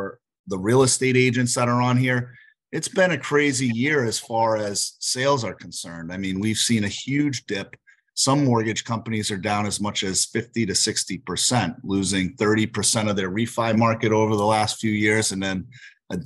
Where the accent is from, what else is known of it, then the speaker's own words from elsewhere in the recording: Northeast, United States; also born or lived in Northeast Connecticut / Worcester, Massachusetts; now in Florida, United States; because I'm from the Northeast